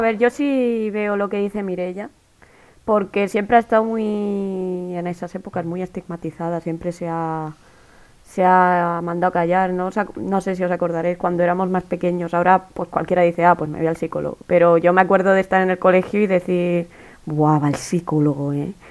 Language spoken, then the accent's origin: Spanish; Region of Murcia, Spain; soy de Murcia